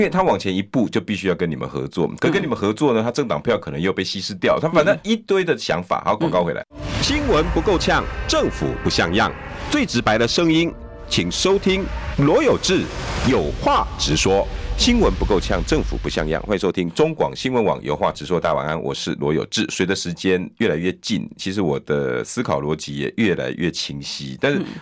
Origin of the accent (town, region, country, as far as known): Taiwan